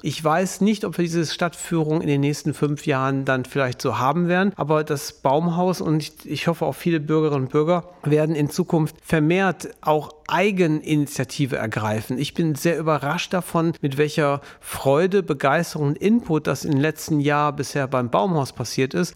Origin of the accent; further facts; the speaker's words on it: Duisburg, North Rhine-Westphalia, Germany; meine Geburtsstadt Duisburg